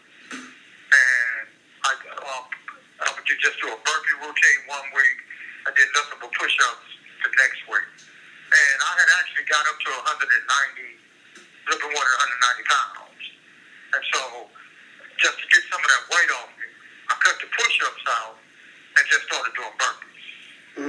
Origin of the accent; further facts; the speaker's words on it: Los Angeles, California, United States; the areas that I grew up in Watts